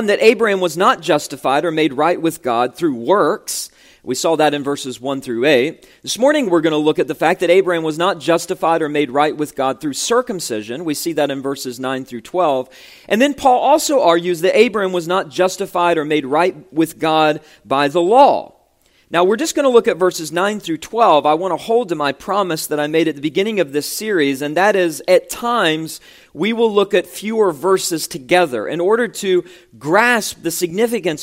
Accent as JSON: {"language": "English", "region": "West Virginia", "country": "United States", "tie": "born or raised there", "moved": "yes", "said": "when I was pastoring in my home state of West Virginia"}